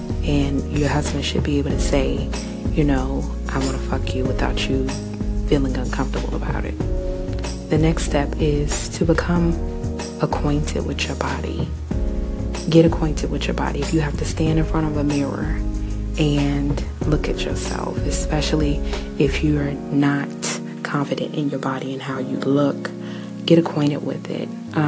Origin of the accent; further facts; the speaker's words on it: New Zealand; I am Kiwi.